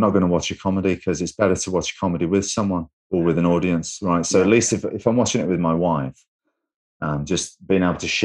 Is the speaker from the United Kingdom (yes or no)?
yes; England, United Kingdom; I'm from England